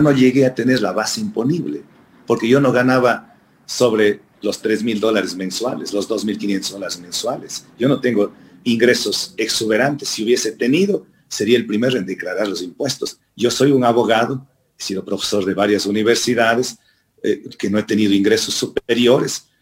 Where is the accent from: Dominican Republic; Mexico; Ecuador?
Ecuador; yo nací en Huasipungo. Nací en una hacienda.